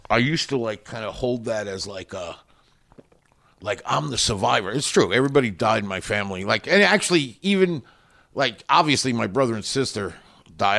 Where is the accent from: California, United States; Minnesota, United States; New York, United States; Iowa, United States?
New York, United States; Long Island; also born or lived in Queens, New York; I mostly grew up in Long Island